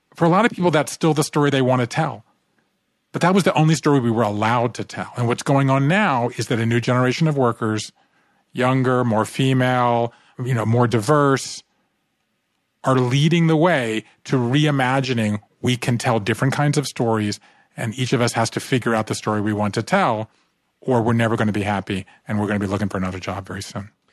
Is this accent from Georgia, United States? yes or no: yes; Savannah, Georgia, United States; moved away; I grew up in Savannah, Georgia